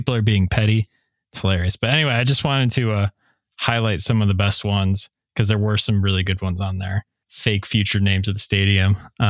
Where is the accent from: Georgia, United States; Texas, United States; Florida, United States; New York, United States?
New York, United States; Buffalo; moved away as an adult; now in Nashville, United States; speaking as somebody who is a transplant now and moved, you know, I'm in Nashville. I miss Buffalo all the time.